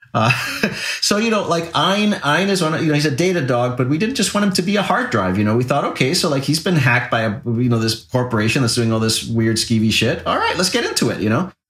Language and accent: English; Puerto Rico; when I was a kid growing up in Puerto Rico